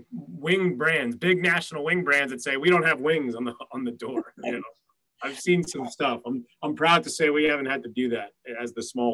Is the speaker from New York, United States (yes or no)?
yes; New York City, New York, United States; as a New Yorker who lives here